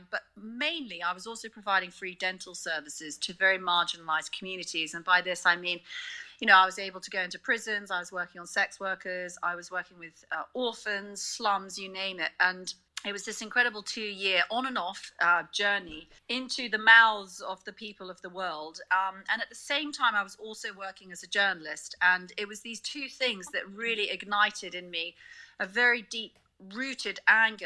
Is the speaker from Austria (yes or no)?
no; South Africa; also born or lived in United Kingdom; now in Hong Kong; how I was raised in South Africa